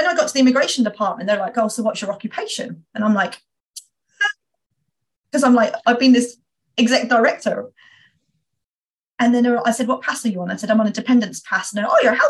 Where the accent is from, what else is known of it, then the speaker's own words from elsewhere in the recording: United Kingdom; being a Brit